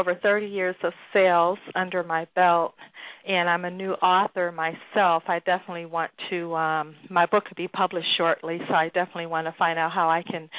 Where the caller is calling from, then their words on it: Memphis, Tennessee, United States; I'm calling from the Memphis, Tennessee area.